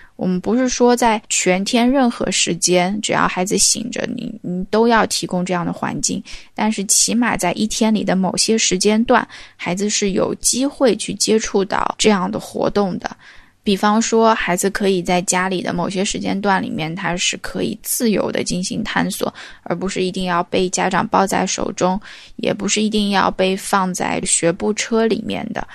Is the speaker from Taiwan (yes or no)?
no; the South, southern China, China; accent: southern (no front/back nasal distinction); moved away; also born or lived in Beijing; 只要我一旦回到家乡或者回到南方，就分分钟就回去了